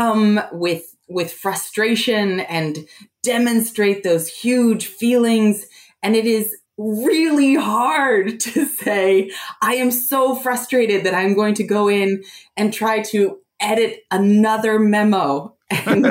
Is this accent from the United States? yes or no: yes; Appalachia, United States; also born or lived in New Jersey; now in Washington, D.C., United States; I'm from Appalachia